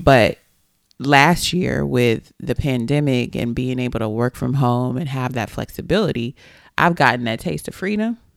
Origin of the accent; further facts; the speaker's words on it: Texas, United States; I am a Texan, a native Texan